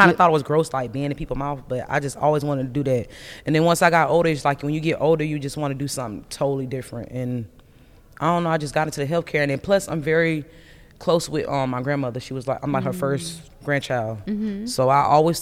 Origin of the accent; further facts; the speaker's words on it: DeLand, Florida, United States; also born or lived in Daytona Beach, Florida; I was born and raised in DeLand, Florida, which is like 15 minutes from Daytona Beach